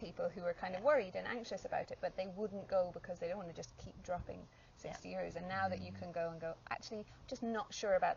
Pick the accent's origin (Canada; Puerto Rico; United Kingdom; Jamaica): United Kingdom; England; moved away; part of my childhood, I grew up in England